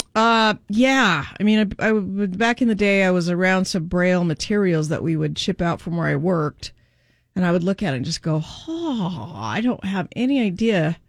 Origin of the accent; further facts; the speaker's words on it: Kaysville, Utah, United States; mine's definitely Kaysville